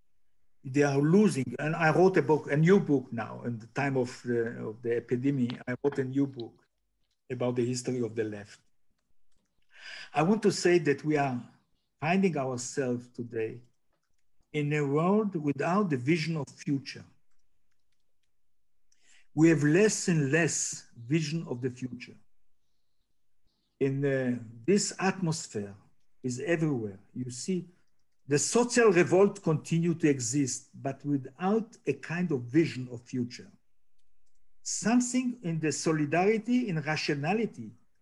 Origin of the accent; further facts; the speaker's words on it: Jaffa, Tel Aviv District, Israel; English is a second language; also born or lived in Europe; I grew up in Jaffa. I arrived here as a little child in 48.